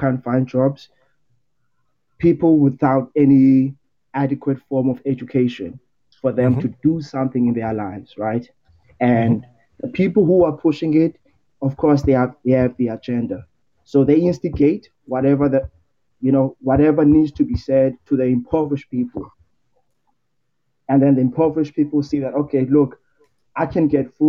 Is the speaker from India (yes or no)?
no; Cape Town, Western Cape, South Africa; I'm from Cape Town, South Africa, close to Googs